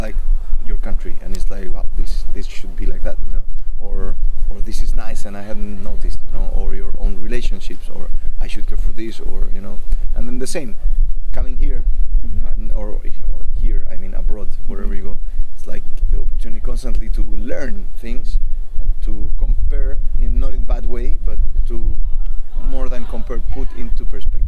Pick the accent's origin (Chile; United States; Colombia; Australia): Chile; I'm second generation born in Chile.